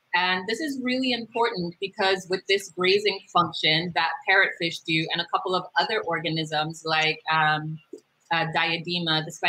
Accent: U.S. Virgin Islands; Originally, I'm from the Virgin Islands.

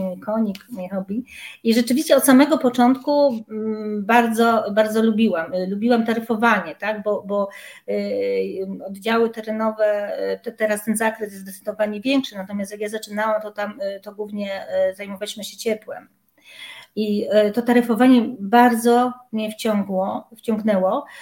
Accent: Silesian Voivodeship, Poland; pochodzę z Górnego Śląska

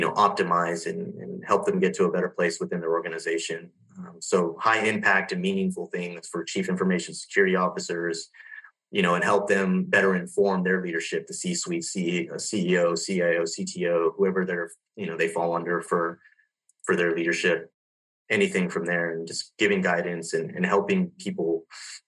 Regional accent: Southern California, United States; also born or lived in Los Angeles, California; grew up in Southern California, a small town. I was born in Los Angeles and raised there for about 7 years

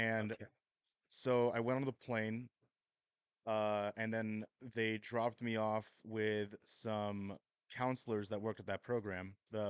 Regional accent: California, United States; now in Idaho, United States; Originally from California, moved around a bit, and then settled down here around 2020.

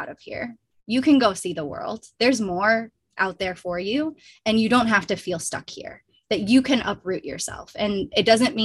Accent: southwestern Wisconsin, United States; moved away; I did grow up in a small rural town of 5,000 people in southwestern Wisconsin on Ho-Chunk Nation lands

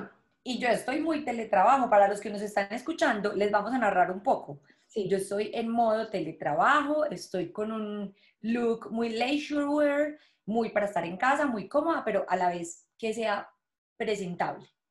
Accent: Colombia; moved away; yo soy de Colombia

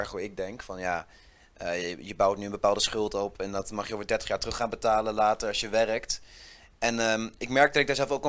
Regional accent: Zutphen, Gelderland, Netherlands; moved away as an adult; now in Nijmegen, Netherlands; ik ben 21 jaar. Ik kom oorspronkelijk uit Zutphen en ik woon nu al eh, nou ja, weer ruim een jaar in Nijmegen met veel plezier.

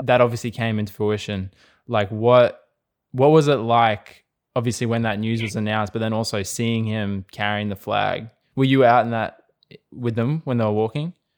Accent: Australia; we're very much a sporting nation

